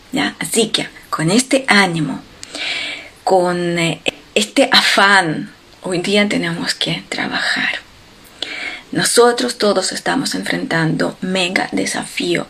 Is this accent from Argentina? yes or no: no; Ukraine; moved away; en Ucrania, en mi país